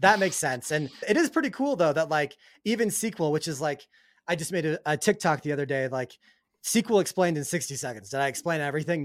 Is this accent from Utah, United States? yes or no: yes; Salt Lake City, Utah, United States; my hometown of Salt Lake City, Utah